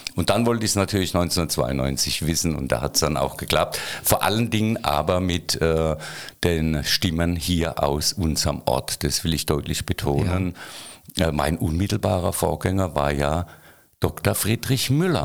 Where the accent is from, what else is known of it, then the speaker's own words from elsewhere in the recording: Waghäusel, Baden-Württemberg, Germany; ich bin in Kerlach geboren